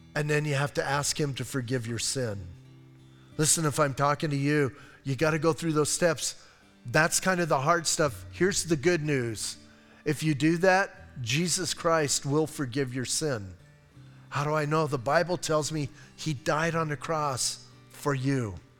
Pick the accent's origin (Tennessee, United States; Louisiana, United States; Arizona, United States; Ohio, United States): Arizona, United States; Bisbee; I'm from Bisbee.